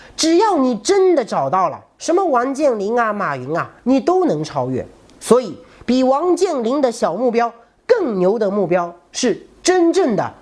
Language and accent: Chinese; China; 我们中国人一直都缺少这种拒绝的能力